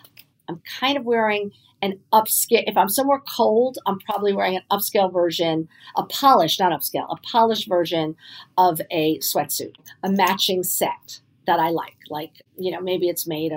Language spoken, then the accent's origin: English; New York City, New York, United States; also born or lived in Providence, Rhode Island; I was born on the Upper East Side.